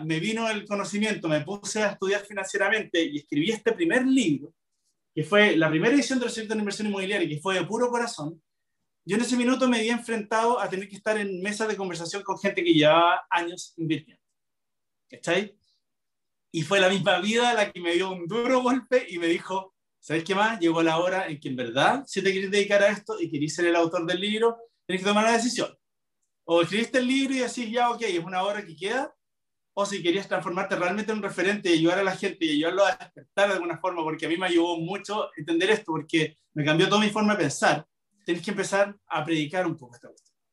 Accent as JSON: {"language": "Spanish", "country": "Chile", "said": "como buen chileno"}